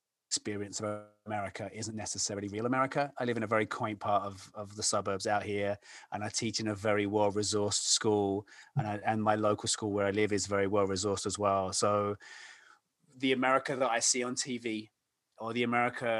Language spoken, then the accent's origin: English; London, United Kingdom; moved away as an adult; now in Illinois, United States; I grew up and I'm from London, England